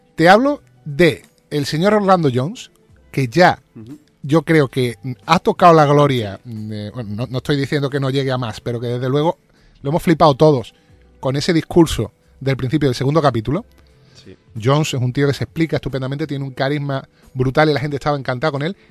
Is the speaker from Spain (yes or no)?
yes; Spain; como somos los españoles